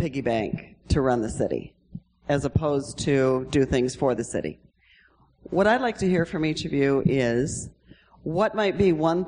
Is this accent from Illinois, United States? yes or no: yes; Chicago, Illinois, United States; being a Chicagoan